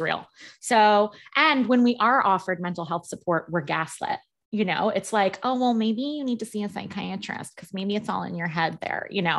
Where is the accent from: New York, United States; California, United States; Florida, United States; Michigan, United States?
New York, United States; I'm a New Yorker